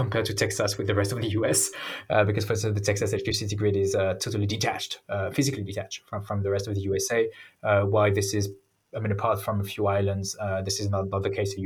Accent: France; my home country, so in France

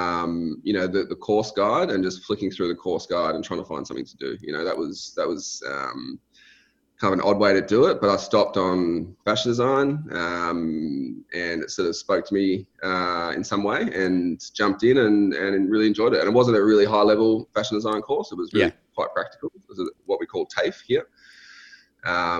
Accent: Melbourne, Victoria, Australia; I grew up in Melbourne. So I've always lived in Melbourne, Australia.

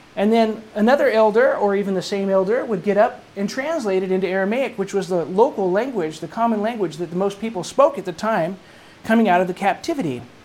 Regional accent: England, United Kingdom; moved away; my youth growing up in England when I was going to school in England

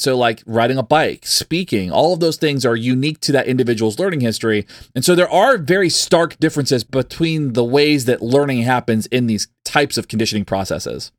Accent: the South, United States; also born or lived in Texas; growing up in the South

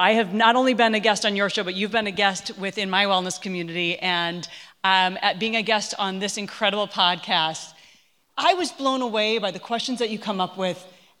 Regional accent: Minnesota, United States; I grew up in Minnesota, land of cow. I mean, I ate everything from tongue to practically tail.

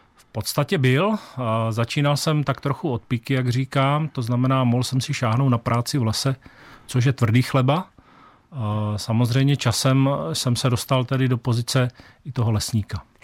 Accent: Olomouc, Olomouc Region, Czechia; A já jsem v podstatě rodilý Hanák z Olomouce

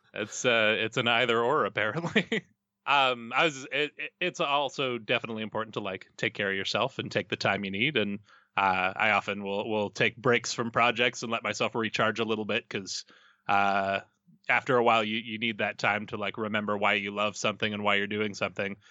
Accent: Edmonton, Alberta, Canada; I'm from Edmonton

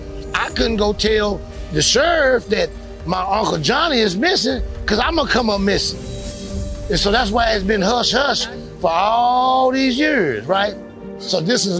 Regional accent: Tulsa, Oklahoma, United States; Growing up in Tulsa, Oklahoma, at 8 years old, I used to walk 2 miles to come get the Eagle newspaper to sell.

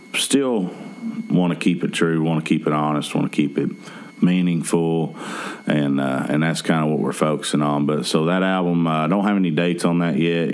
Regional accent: Lexington, Kentucky, United States; my hometown, yeah. you know, um, in Kentucky

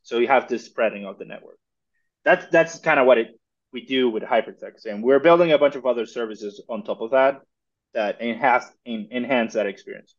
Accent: Mexico; I'm originally from Mexico

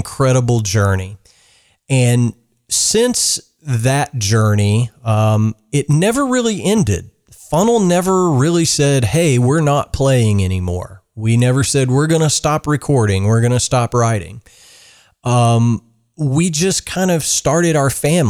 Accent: South Central Kentucky, United States; now in Georgetown, Kentucky, United States; I grew up in South Central Kentucky on a dairy farm. My being for the first 12 years of my life was that of a farm kid

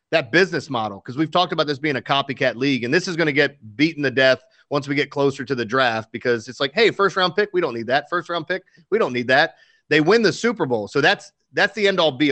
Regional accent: Baltimore, Maryland, United States; born or raised there

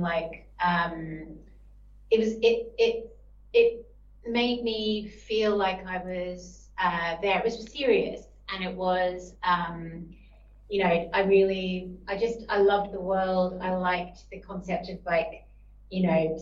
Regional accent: Australia; moved away; also born or lived in Sydney; Great to be back in Australia

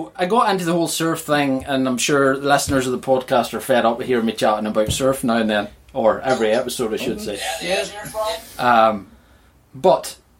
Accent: Ballymoney, Northern Ireland, United Kingdom; I'm from Ballymoney originally.

